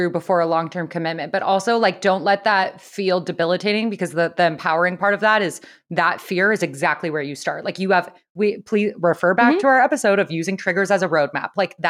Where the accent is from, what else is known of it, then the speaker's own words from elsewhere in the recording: San Diego, California, United States; was raised in San Diego.